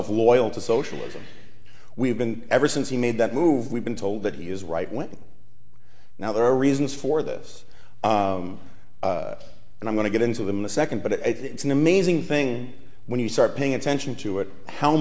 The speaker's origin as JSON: {"language": "English", "town": "New York City", "region": "New York", "country": "United States", "tie": "born or raised there", "said": "I grew up on the Upper West Side of Manhattan"}